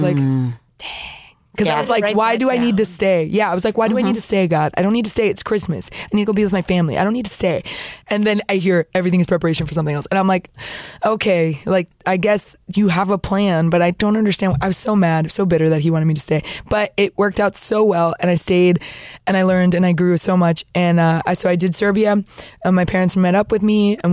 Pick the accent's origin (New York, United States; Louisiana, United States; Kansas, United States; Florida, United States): Florida, United States; moved away as an adult; now in Peru; I'm from Florida